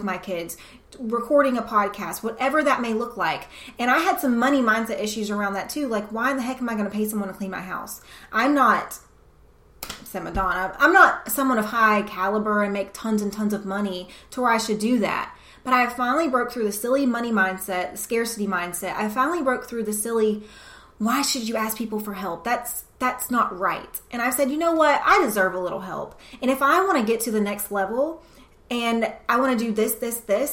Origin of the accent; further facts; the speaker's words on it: the South, United States; It's just the environment I was brought up in the South